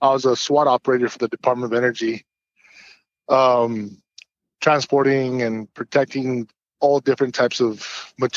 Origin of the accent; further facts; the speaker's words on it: New Mexico, United States; I'm a native from New Mexico. Born and raised.